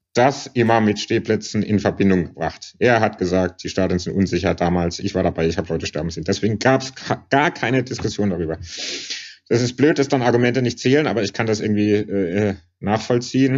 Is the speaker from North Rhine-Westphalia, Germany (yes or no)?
no; Karlsruhe, Baden-Württemberg, Germany; moved away as an adult; now in Berlin, Germany; Ich bin in Karlsruhe aufgewachsen